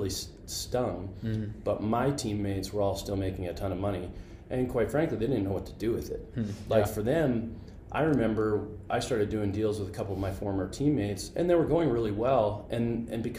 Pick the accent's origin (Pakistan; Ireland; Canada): Canada; moved away as an adult; now in United States; I'm an immigrant from Canada